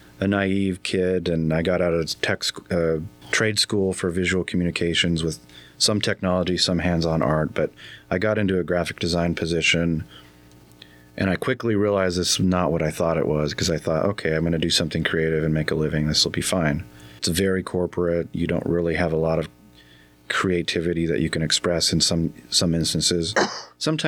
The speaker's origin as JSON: {"language": "English", "town": "Yakima", "region": "Washington", "country": "United States", "tie": "born or raised there", "moved": "as an adult", "lives_now": "Mesquite, United States", "said": "I grew up in Yakima"}